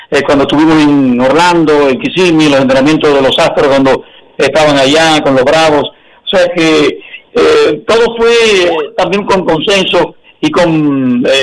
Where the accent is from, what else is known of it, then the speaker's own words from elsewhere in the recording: Dominican Republic; moved away as an adult; now in Miami, United States; y la tierra de mi papá y de mi abuelo, y, mía también, porque yo soy dominicano.